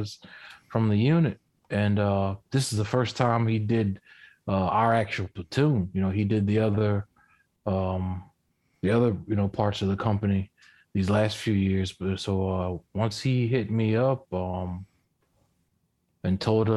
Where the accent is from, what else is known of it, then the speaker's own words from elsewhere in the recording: Southern United States, United States; accent: southern; even with my southern accent